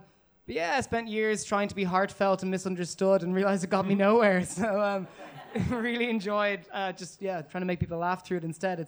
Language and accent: English; Dublin, Leinster, Ireland; moved away as an adult; also born or lived in North London; now in London, United Kingdom; Yeah. I'm from Dublin, but I'm living up like North London at the moment.